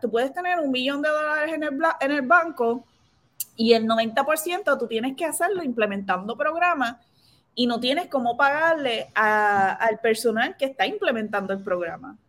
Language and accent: Spanish; San Lorenzo, Puerto Rico; moved away as an adult; yo soy de San Lorenzo